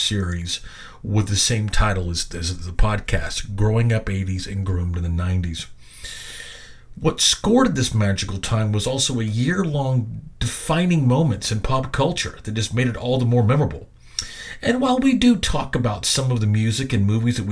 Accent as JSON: {"language": "English", "town": "Little Rock", "region": "Arkansas", "country": "United States", "tie": "born or raised there", "also_born_or_lived": "Benton, Arkansas", "said": "Right after my 8th birthday, in March of 1982, we moved from Benton, Arkansas, to the natural state's capital and also the city of my birth, Little Rock."}